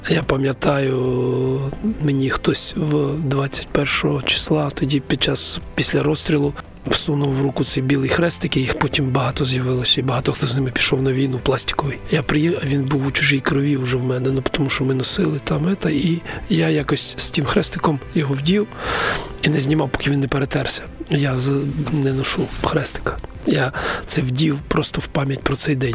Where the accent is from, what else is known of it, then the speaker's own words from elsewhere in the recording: Konotop, Sumy Oblast, Ukraine; я сам народився в Конотопі в військовому містечку